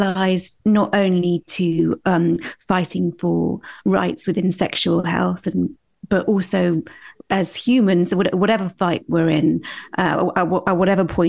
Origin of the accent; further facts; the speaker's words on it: United Kingdom; accent: British RP; I had an acceptable kind of British RP accent, like quite a middle-class accent.